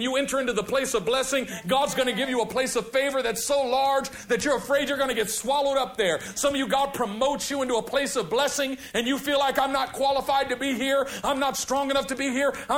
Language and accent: English; California, United States; I'm from California